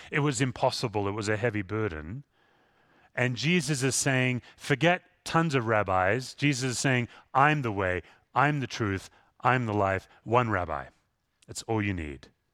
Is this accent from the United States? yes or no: no; Perth, Western Australia, Australia; moved away; Where I grew up in Western Australia, it's the most isolated city in the world.